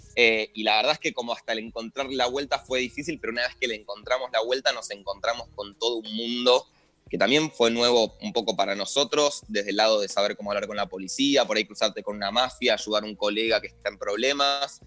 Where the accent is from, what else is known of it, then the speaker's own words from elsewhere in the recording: Argentina; como argentino